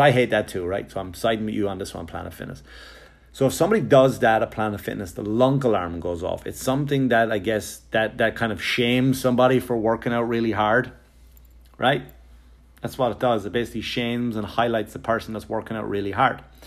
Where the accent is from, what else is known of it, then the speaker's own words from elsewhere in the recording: Wexford, Leinster, Ireland; me growing up in Wexford, Ireland